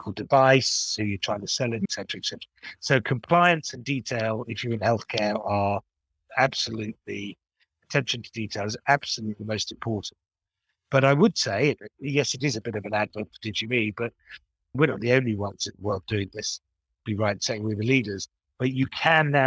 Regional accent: United Kingdom; also born or lived in Japan; I'm British

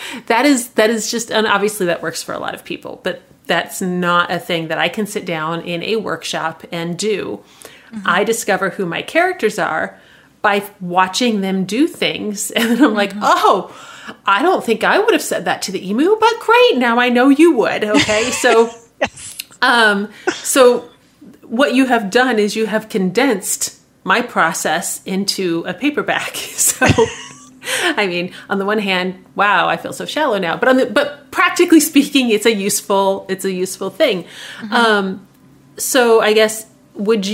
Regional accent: Midwest, United States; I'm from the Midwest

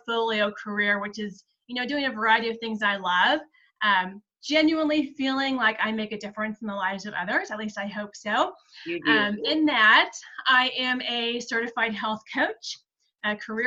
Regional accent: South Central Kansas, United States; moved away as an adult; now in Kansas City, United States; I grew up in South Central Kansas in a farming community

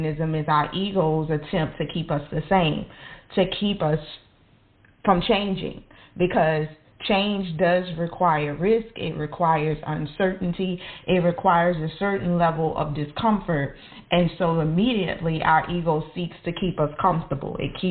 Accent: New Orleans, Louisiana, United States; I grew up in New Orleans. I grew up in the projects

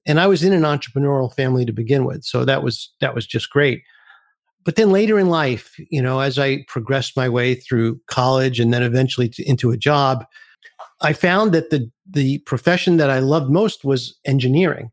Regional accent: New York City, New York, United States; I grew up in Brooklyn, New York

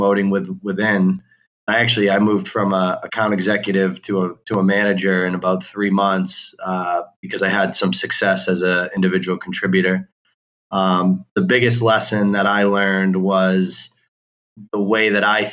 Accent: Boston, Massachusetts, United States; I grew up in Boston, Massachusetts

